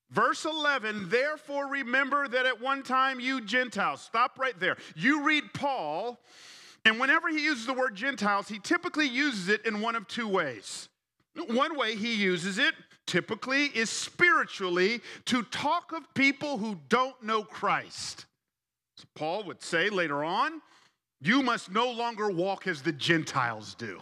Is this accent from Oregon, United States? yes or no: no; Atlanta, Georgia, United States; also born or lived in College Park, Georgia / Fairburn, Georgia; I grew up in Atlanta. I, I grew up on the South Side. Uh, we started off in College Park.